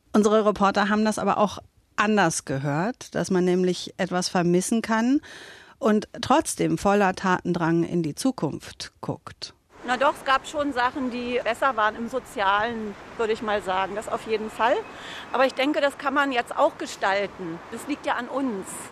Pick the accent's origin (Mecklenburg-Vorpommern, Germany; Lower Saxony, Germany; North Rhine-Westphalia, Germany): Lower Saxony, Germany; Southern; ich bin Wessi